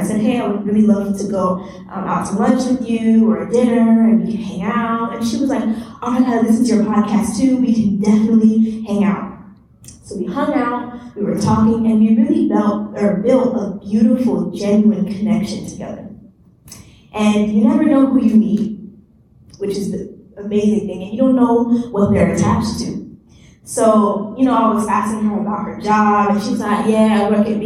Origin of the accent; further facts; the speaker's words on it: United States; I'm from the U.S.